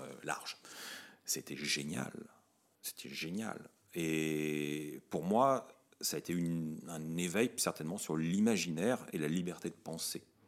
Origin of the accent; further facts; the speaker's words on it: France; quand on est français